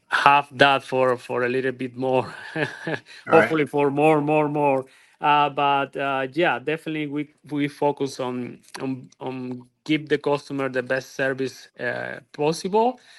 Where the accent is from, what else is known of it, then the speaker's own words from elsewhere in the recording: Cuba; moved away as an adult; also born or lived in Europe / Miami, United States; now in Estero, United States; Then after college, I moved from Cuba. We are original from Cuba